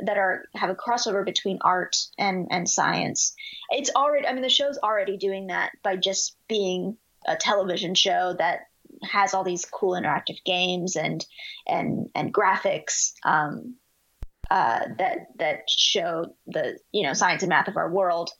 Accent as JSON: {"language": "English", "town": "Dallas", "region": "Texas", "country": "United States", "tie": "born or raised there", "also_born_or_lived": "Houston, Texas", "said": "I was born in Houston, Texas, but uh, we moved to Dallas when I was really young, probably three years old."}